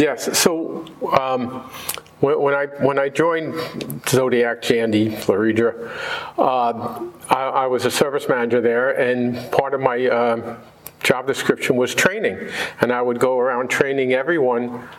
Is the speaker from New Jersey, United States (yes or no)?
yes; New Jersey, United States; I grew up in New Jersey